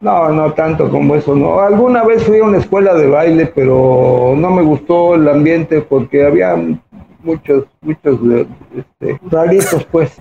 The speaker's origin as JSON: {"language": "Spanish", "region": "Mexico City", "country": "Mexico", "tie": "born or raised there", "also_born_or_lived": "Puerto Rico / Zacatecas", "said": "Del Distrito Federal, entre Tepito y Lagunilla. ahí, fue mi, mi infancia"}